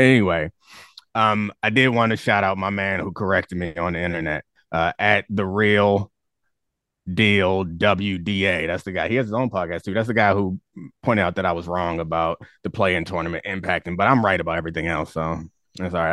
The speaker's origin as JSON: {"language": "English", "town": "Baltimore", "region": "Maryland", "country": "United States", "tie": "born or raised there", "said": "I grew up in Baltimore"}